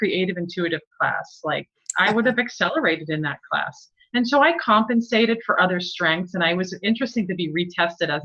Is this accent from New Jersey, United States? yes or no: yes; East coast of New Jersey, United States; growing up in the East coast of New Jersey